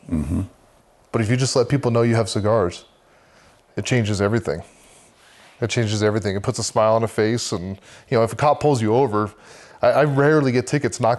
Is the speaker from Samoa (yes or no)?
yes; Samoa; Uh, Samoa, so there's American and Western. I grew up in Western. And so it's still um, villages, um, I really took to the culture there.